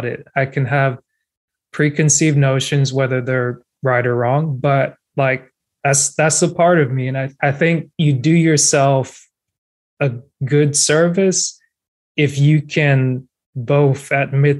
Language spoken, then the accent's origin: English; Cameroon; first language French; English is a second language; now in United States; I'm African American, born in West Africa, immigrated to the United States